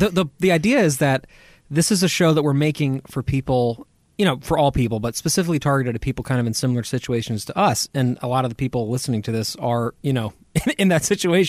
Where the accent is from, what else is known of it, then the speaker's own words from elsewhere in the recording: United States; as an American